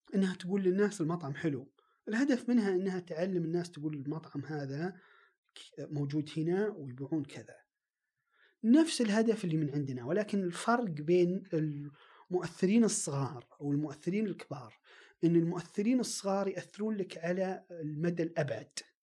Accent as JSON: {"language": "Arabic", "town": "Riyadh", "region": "Riyadh Province", "country": "Saudi Arabia", "said": "عندنا في الرياض"}